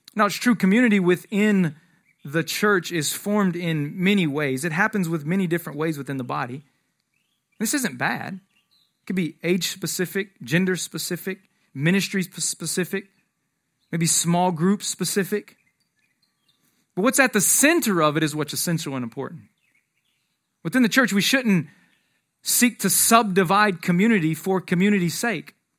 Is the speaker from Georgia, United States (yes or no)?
yes; Atlanta, Georgia, United States; moved away; I'm from Atlanta originally